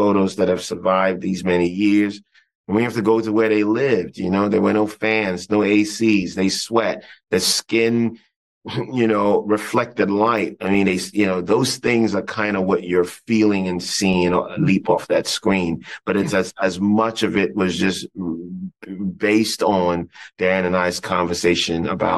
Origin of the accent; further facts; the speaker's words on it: Ghana; I grew up in Ghana